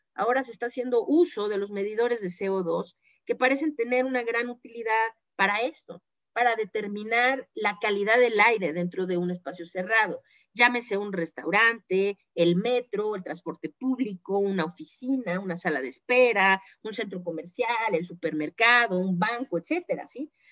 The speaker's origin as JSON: {"language": "Spanish", "country": "Mexico", "said": "nuestro papel como mexicanos, como ciudadanos de este país"}